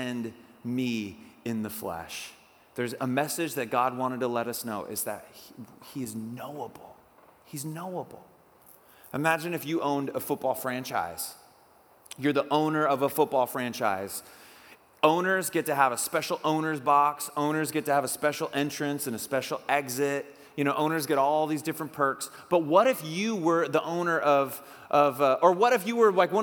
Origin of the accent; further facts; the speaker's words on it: Oak Harbor, Washington, United States; where I grew up in Oak Harbor